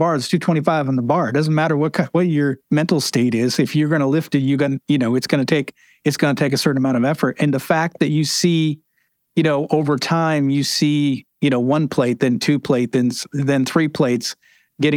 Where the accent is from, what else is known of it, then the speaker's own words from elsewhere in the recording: New England, United States; I grew up in New England